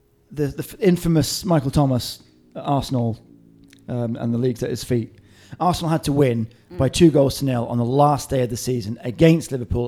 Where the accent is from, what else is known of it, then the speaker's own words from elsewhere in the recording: Hong Kong; And for me, I was growing up in Hong Kong.